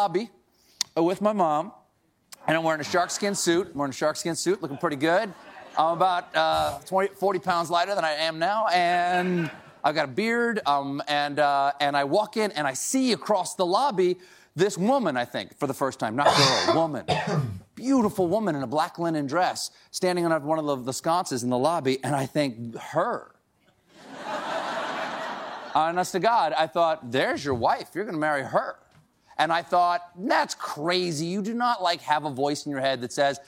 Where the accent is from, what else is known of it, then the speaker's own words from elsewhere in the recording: Charleston, South Carolina, United States; moved away; home to Charleston, South Carolina, my hometown